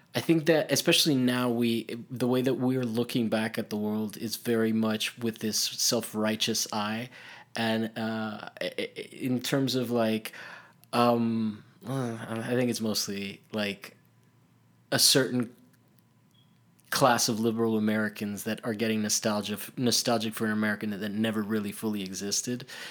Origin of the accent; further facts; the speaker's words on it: Italy; I grew up in Italy